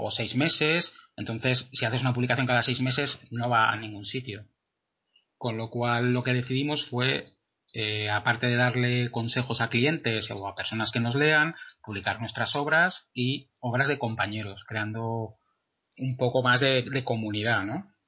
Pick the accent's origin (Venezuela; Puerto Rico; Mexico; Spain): Spain; Madrid, Community of Madrid; soy arquitecto de, de Madrid